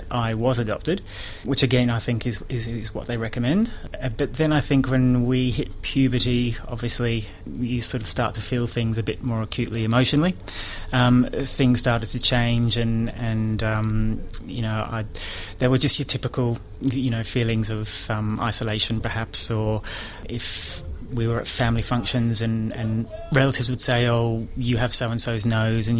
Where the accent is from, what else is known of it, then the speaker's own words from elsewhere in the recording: Melbourne, Victoria, Australia; moved away as an adult; also born or lived in Sydney / United Kingdom; I was born in Melbourne at the Royal Women's Hospital